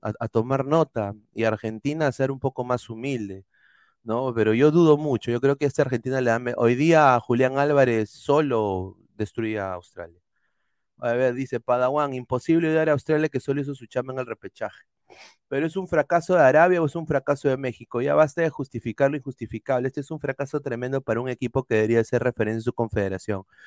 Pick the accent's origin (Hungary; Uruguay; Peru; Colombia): Peru; soy peruano, amo mi país